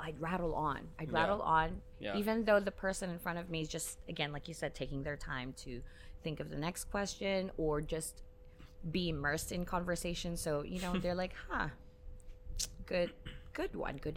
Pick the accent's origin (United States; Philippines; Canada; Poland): Philippines; now in Hong Kong; being a Filipina in Hong Kong, I'm neither classed as a local nor an expat.